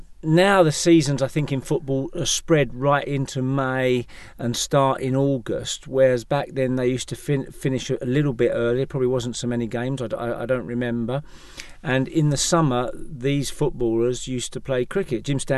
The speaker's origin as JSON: {"language": "English", "town": "Leytonstone", "region": "London", "country": "United Kingdom", "tie": "born or raised there", "said": "I was born in 1953. My father was from Plaistow. I was born in Leytonstone, James Lane, Leytonstone, which is quite close to Leyton Orient's ground. And I went to school, both schools in Leyton."}